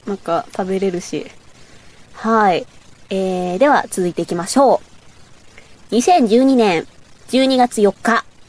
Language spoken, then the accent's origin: Japanese; Bōsō, Chiba, Japan; accent: Bōsō dialect; 千葉県なんですけど、房総の方の出身なんで、ちょっと房総弁っていうのがあって